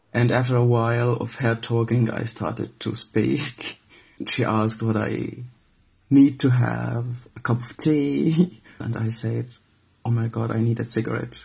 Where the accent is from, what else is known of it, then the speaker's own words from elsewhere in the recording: Syria; moved away as an adult; now in Hamburg, Germany; I'm from Syria